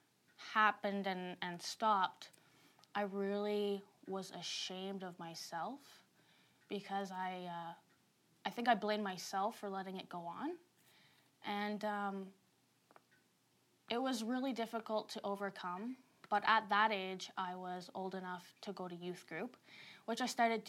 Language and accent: English; Saint John, New Brunswick, Canada; I grew up in St. John, New Brunswick